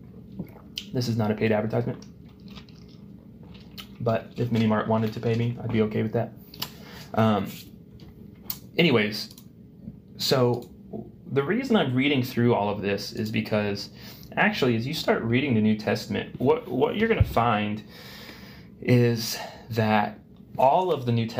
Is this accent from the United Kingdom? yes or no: no; United States